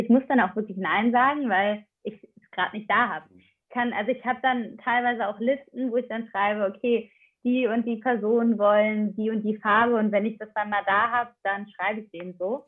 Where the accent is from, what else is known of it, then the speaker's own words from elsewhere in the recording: Aachen, North Rhine-Westphalia, Germany; now in Kiel, Germany; ich komme halt ursprünglich aus Aachen